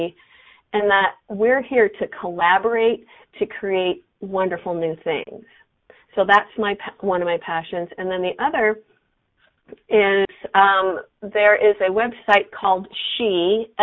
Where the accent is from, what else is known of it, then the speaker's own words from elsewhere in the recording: San Diego, California, United States; moved away as an adult; now in Colorado, United States; I grew up in San Diego, so I love the beach